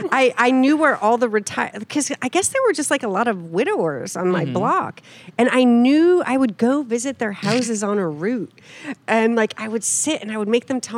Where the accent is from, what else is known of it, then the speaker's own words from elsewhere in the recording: Fulton, New York, United States; now in Portland, United States; So I grew up in a great little city, Fulton, New York, Rust Belt city, back when there were actually jobs in manufacturing.